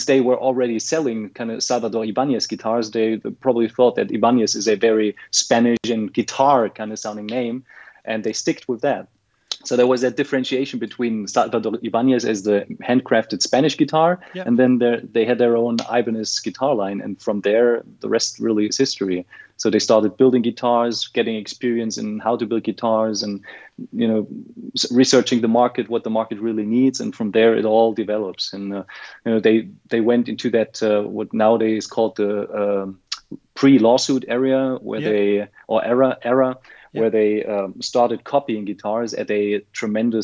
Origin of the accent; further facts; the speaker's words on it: Germany; I'm from Germany